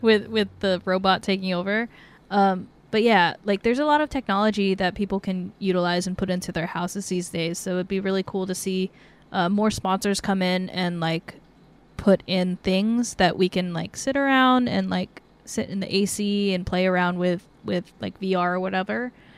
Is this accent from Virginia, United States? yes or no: no; Northern California, United States; we're from NorCal